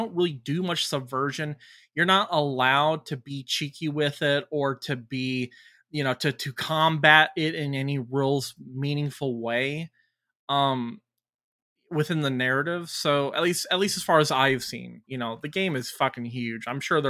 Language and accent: English; Detroit, Michigan, United States; I'm from Detroit.